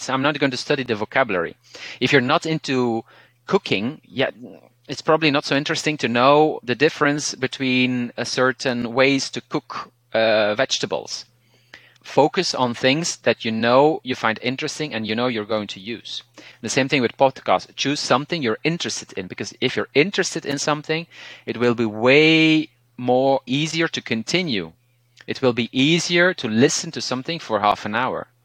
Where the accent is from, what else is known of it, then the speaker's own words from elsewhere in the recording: Flanders, Belgium; accent: Belgian Dutch; first language Dutch; English is a second language; so my native language is Dutch, but is in its Belgian variety. Some people call it Flemish, but we, we usually call it just Dutch or Belgian Dutch